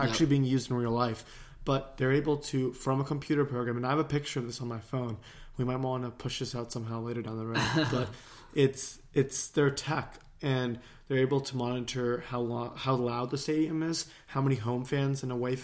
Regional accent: United States; as an American, and as an American that represents a particular political party

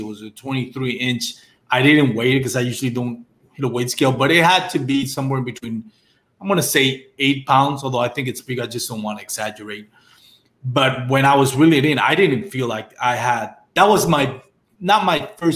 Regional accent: Texas, United States; I'm from Texas

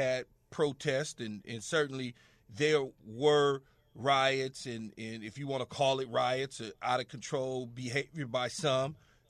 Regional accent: Los Angeles, California, United States; around Southern California and growing up in Los Angeles and being a USC bat boy, ball boy as a kid

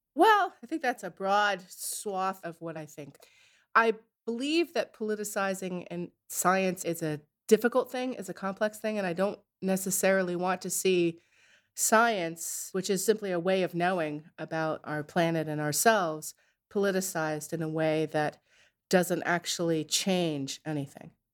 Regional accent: Narragansett, Rhode Island, United States; I grew up in Narragansett in Rhode Island

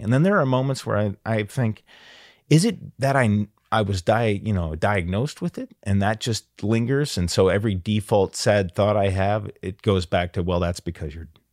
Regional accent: Perrysburg, Ohio, United States; I loved growing up in Perrysburg, Ohio, and I had, I grew up across the street from a baseball diamond

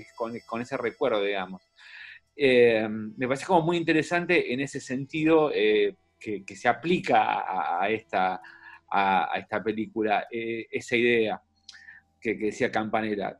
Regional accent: Buenos Aires, Argentina; yo soy de Capital

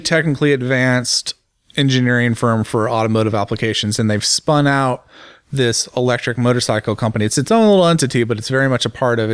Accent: United States; as an American businessman, as an American journalist

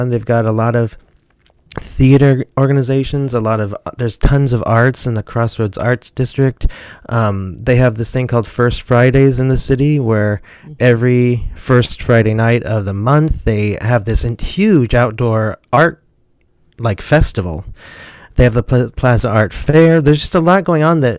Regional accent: Mission Hills, Kansas, United States; Well, so Mission Hills is a one of like many here's how I describe it to people.

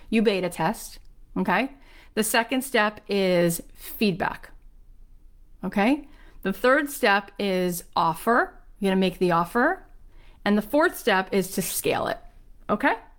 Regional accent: Boca Raton, Florida, United States; grew up where I grew up in Boca Raton, Florida

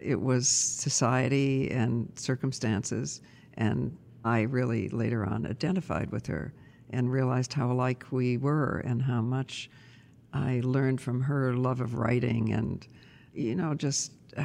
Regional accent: Toledo, Ohio, United States; I was born in Toledo, Ohio.

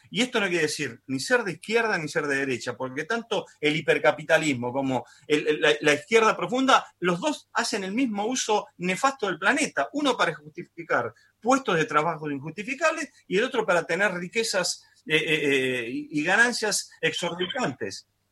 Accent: Argentina; lo que nos pasa a nosotros puntualmente como, argentino argentinos es que estamos en la pandemia más larga del mundo

